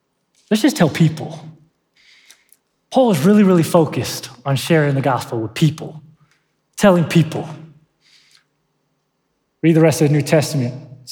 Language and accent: English; San Diego, California, United States; now in Northern Nevada, United States; I'm from San Diego